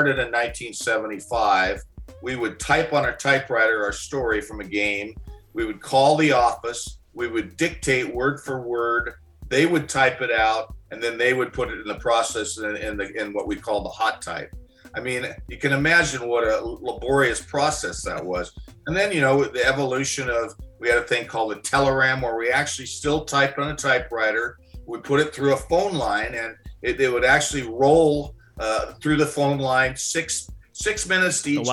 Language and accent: English; Corvallis, Oregon, United States; also born or lived in Portland, Oregon; I grew up in Corvallis, and that's about an hour and a half out of Portland